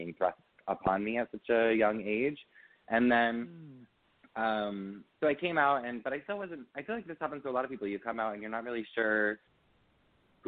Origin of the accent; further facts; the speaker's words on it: Pequannock, New Jersey, United States; I'm from a small town called Pequannock, New Jersey.